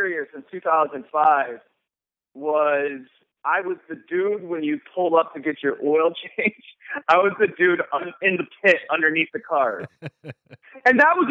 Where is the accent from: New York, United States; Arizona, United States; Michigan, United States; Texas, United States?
Michigan, United States; moved away as an adult; also born or lived in South Carolina; I grew up in Michigan